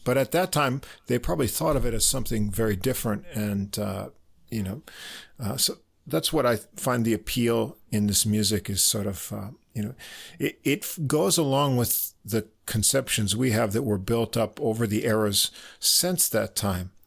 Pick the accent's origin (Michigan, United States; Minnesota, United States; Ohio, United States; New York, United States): New York, United States; We're both from New York.